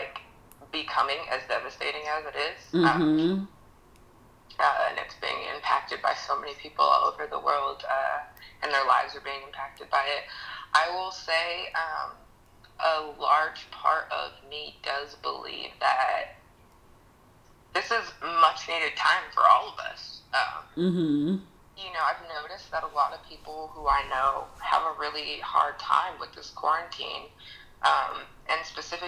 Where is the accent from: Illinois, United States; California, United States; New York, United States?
California, United States; Sacramento; moved away; I'm from Sacramento originally